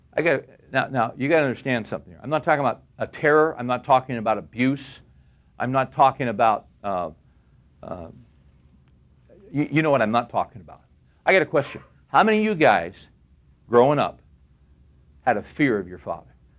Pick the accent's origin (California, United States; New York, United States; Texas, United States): California, United States; I grew up in California